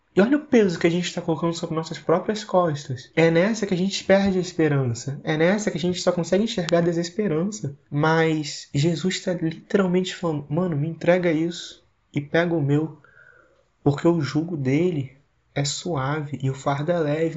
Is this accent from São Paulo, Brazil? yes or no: no; Vila Velha, Espírito Santo, Brazil; sou de Vila Velha, no Espírito Santo, tenho 18 anos